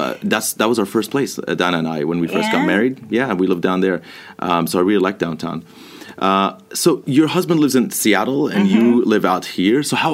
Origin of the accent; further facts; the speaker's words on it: Palestine; also born or lived in Jordan; I am Palestinian. Jordanian. So I say Palestinian because I'm ethnically Palestinian, originally from Palestine, but I also lived in Jordan for a long time, a Jordanian citizen as well.